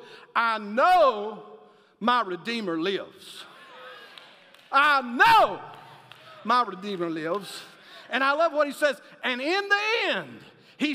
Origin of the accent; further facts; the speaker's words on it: Alabama, United States; I'm from Alabama